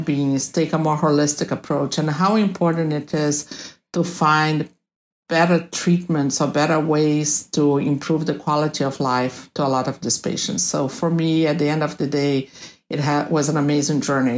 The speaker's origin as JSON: {"language": "English", "region": "Rio de Janeiro", "country": "Brazil", "tie": "born or raised there", "moved": "as an adult", "lives_now": "Boston, United States", "said": "I was born in Rio de Janeiro, Brazil, and then I came to the States in the late 80s after I finished medical school in Rio de Janeiro"}